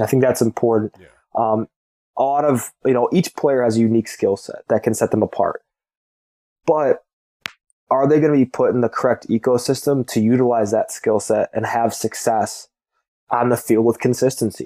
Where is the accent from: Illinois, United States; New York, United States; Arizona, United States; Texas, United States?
Illinois, United States; I'm, I'm from Illinois